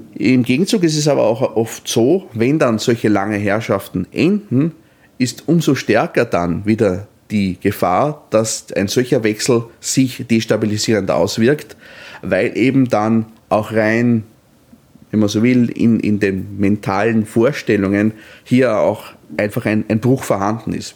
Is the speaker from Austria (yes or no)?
yes; Austria; als Österreicher